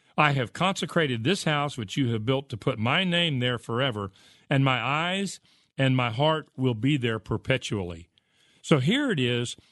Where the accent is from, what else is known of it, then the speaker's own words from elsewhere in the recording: United States; I love America. I grew up here